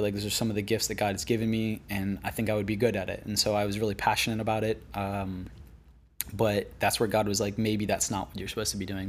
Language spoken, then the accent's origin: English; West Palm Beach, Florida, United States; moved away as an adult; now in Venice, United States; I grew up on the East Coast in West Palm Beach